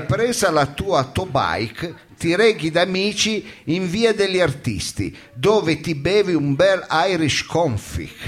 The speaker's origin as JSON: {"language": "Italian", "town": "Foggia", "region": "Apulia", "country": "Italy", "said": "io sono di Foggia"}